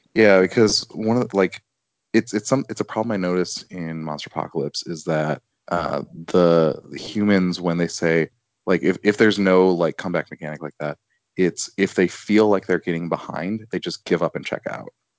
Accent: Chicago, Illinois, United States; moved away; being a Chicagoan who lives elsewhere

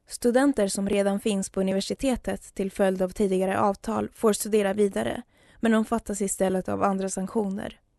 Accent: Russia; now in Sweden; bara att jag pratar ut i en tidning i Sverige är straffbart i Ryssland. Om jag inte känner mig säker i mitt hemland, varför skulle jag flytta tillbaka?

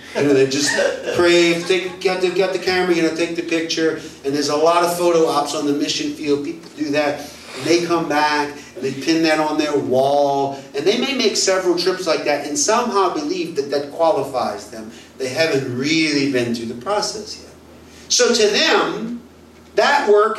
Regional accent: United States; moved away as an adult; also born or lived in Mexico; being an American

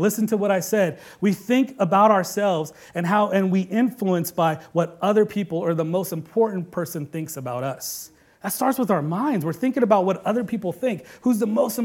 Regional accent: Bay Area, California, United States; they know that I'm a Bay Area kid, that I come from Cali

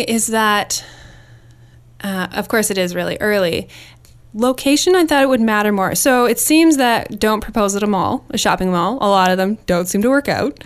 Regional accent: Winnipeg, Manitoba, Canada; moved away as an adult; I grew up in Winnipeg, Manitoba

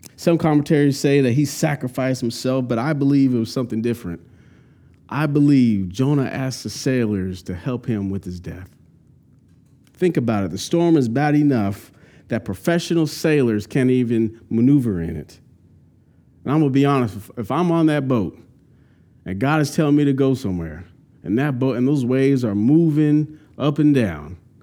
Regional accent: California, United States; now in North Carolina, United States; I'm from California, went to Santa Cruz Beach almost once a month, cool weather.

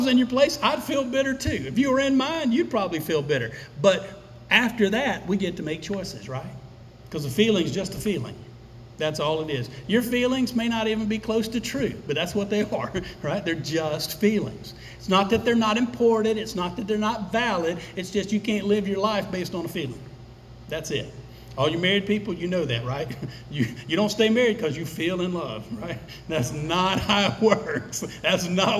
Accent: United States; We're Americans. We were raised in Western culture.

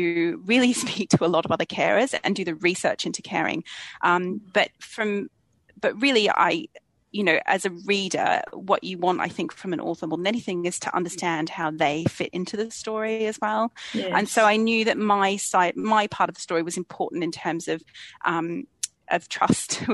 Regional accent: Australia; moved away as an adult; now in London, United Kingdom; I was born and raised in Australia, but I've been living in London for about 20 years now

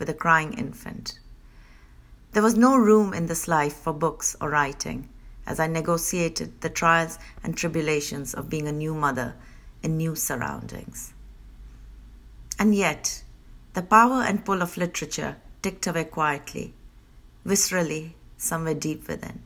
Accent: Italy; moved away as an adult; also born or lived in India / Manchester; I was born in India and brought up in Italy

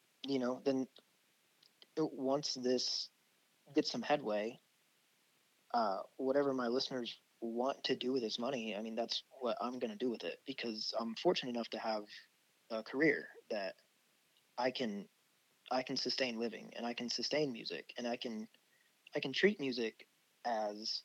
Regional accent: Midwest, United States; I'm from the Midwest

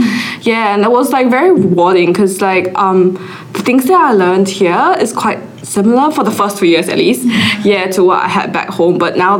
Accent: Singapore; So like I really like the aspect of dentistry, so that's why I came here from Singapore. And it's also close to home, so it's not too bad for me.

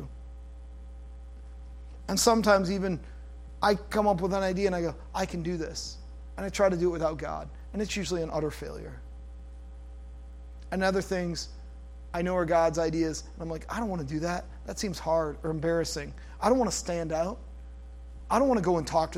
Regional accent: United States; I'm an American

